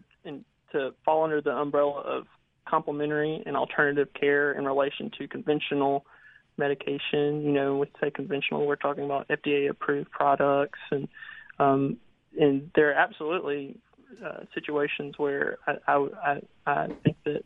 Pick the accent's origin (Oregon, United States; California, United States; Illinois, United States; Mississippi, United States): Mississippi, United States; Philadelphia; moved away as an adult; now in Hampton, United States; I'll always call it Mississippi home. I'm from Philadelphia, Mississippi